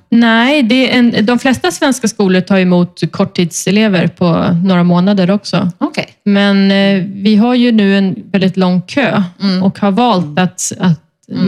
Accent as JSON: {"language": "Swedish", "country": "Sweden", "moved": "yes", "lives_now": "Spain", "said": "hemma i Sverige"}